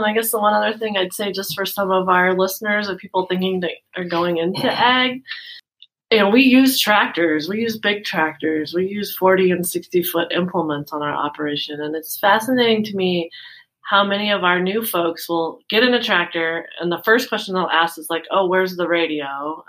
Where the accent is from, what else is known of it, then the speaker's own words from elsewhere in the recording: Washington, United States; Well, I grew up in Washington. I mowed a lot of lawns.